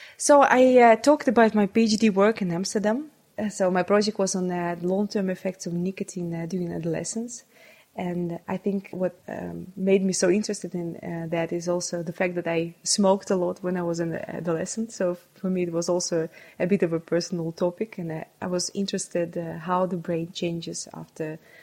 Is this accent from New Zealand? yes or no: no; Saint Petersburg, Russia; English is a second language; I was uh, born and uh, brought up in St. Petersburg